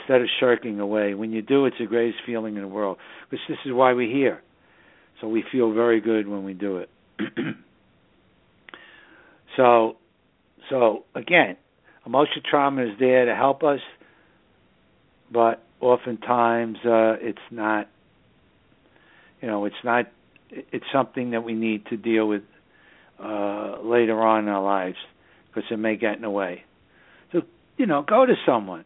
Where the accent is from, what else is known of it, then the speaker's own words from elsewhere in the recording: New York City, New York, United States; the northern suburbs of New York City, which is my hometown